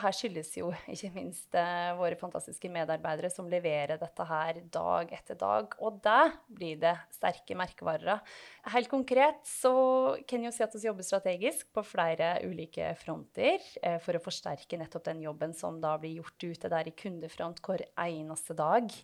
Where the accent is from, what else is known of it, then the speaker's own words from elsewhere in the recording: Otta, Innlandet, Norway; accent: Gudbrandsdal dialect; moved away; dialekta mi, som eh, du var inne på, den er jo fremdeles ganske tydelig på at jeg kommer fra et bredt dalføre i eh, Gudbrandsdalen, altså i Otta